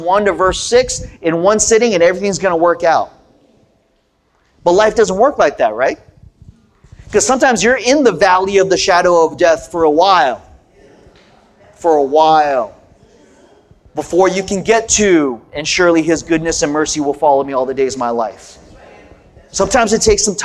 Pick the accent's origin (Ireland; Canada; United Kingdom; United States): United States; Southern California; I grew up in Southern California. My parents were immigrants from Korea